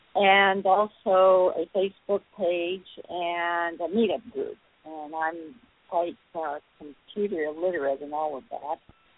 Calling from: Memphis, Tennessee, United States; Thank you. … from Memphis.

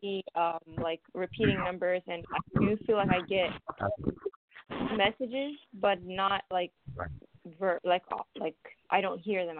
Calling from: Columbus, Ohio, United States; I'm calling from Columbus, Ohio.

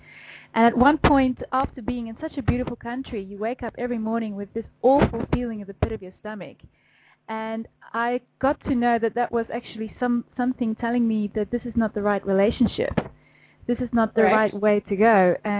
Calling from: Netherlands; I'm calling from the Netherlands.

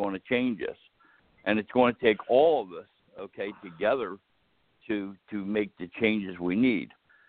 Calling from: New Jersey, United States; I'm calling from New Jersey.

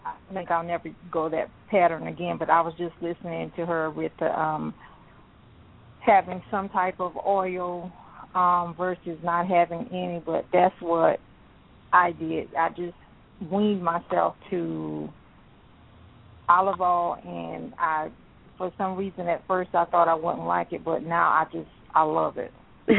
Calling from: South Carolina, United States; I'm calling from South Carolina.

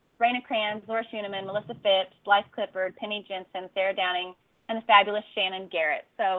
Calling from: Costa Rica; We got a big thunderstorm rolling through here, ladies, you know, and I'm calling from Costa Rica, so you just never know

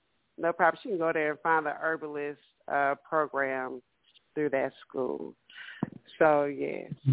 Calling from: Dallas, Texas, United States; I'm Miss … from Dallas.

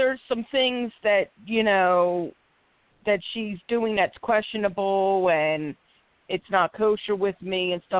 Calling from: Philadelphia, Pennsylvania, United States; I'm calling from Philadelphia, PA.

